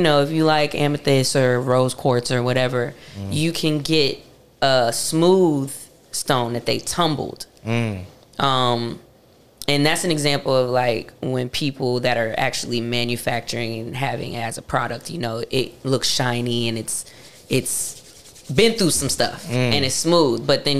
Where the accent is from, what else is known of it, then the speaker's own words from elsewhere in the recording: Charlotte, North Carolina, United States; also born or lived in Hempstead, Long Island, New York / New York; But I am originally from Hempstead. I was born in Hempstead, but I moved to Charlotte when I was 2. Right. So I'm from Charlotte. Okay. Yeah. I grew up in Charlotte.